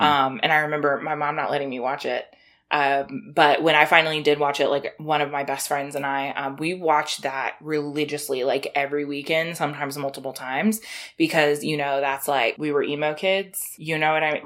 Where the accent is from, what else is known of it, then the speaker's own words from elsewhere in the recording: South Carolina, United States; I am from South Carolina, like, close to Georgia. You know, Southern girl over here